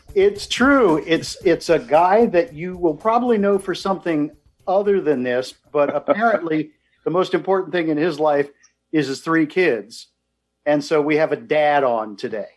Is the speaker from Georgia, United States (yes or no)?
no; Maryland, United States; I grew up in Maryland